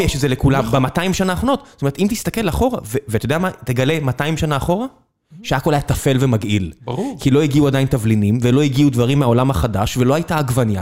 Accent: Israel; אני נולדתי כאן

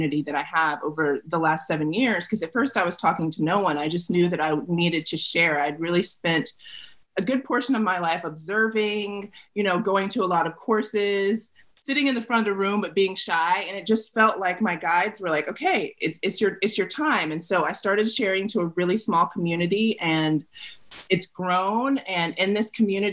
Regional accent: the South, United States; I grew up in the South.

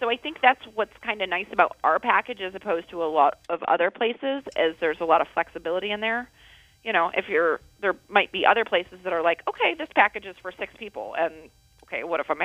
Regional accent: Toledo, Ohio, United States; moved away as an adult; Toledo, born and raised.

